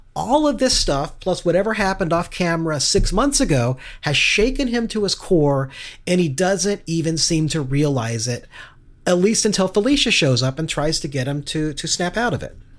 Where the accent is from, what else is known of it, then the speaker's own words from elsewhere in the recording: Kansas City, Missouri, United States; my hometown of Kansas City